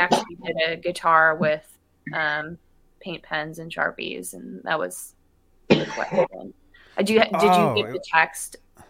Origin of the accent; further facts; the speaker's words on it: Midwest, United States; accent: Midwestern; My Midwestern accent is coming out.